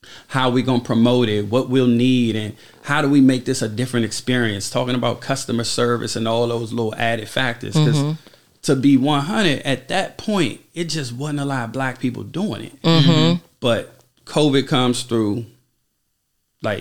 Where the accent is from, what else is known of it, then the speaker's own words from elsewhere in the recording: Washington, District of Columbia, United States; I'm from Southeast D.C.